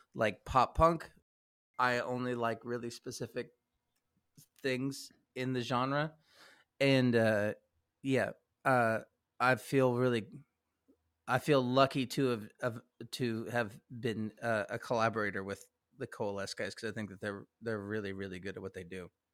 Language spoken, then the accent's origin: English; Kansas City, Missouri, United States; moved away; also born or lived in Lawrence, Kansas; I'm from Kansas City. Uh, like, I, I am the, uh, the rare occasion of someone who is a Kansan who grew up in Missouri